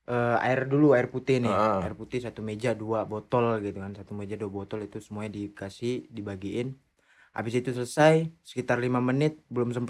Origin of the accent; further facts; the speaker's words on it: Indonesia; kalau kita kan orang Indo langsung taruh gitu ya.